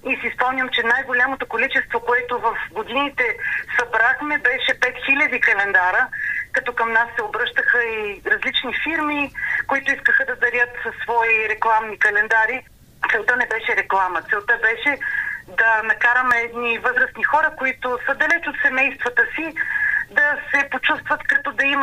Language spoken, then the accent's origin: Bulgarian; Plovdiv, Plovdiv Province, Bulgaria; moved away as an adult; now in Sofia, Bulgaria; столичанка в повече, аз съм от Пловдив и живея вече 16 години и повече в София.